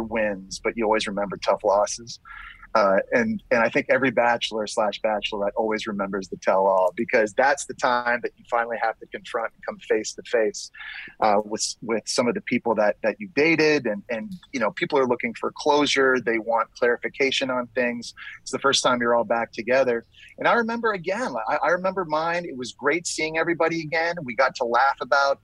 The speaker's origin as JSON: {"language": "English", "country": "Canada", "moved": "yes", "lives_now": "New York, United States", "said": "I'm Canadian"}